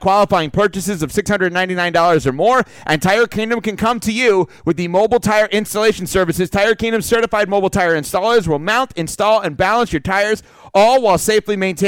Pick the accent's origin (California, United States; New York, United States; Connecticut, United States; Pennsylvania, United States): New York, United States; Westchester County; now in Palm Beach County, United States; where I grew up in Westchester County, New York